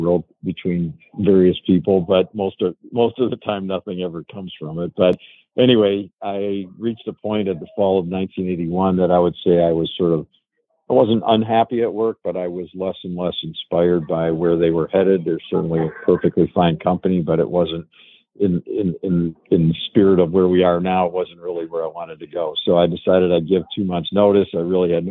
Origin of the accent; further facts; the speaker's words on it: Chicago, Illinois, United States; moved away as an adult; now in Ann Arbor, United States; my hometown of Chicago. So I came here from Chicago to go to school at University of Michigan.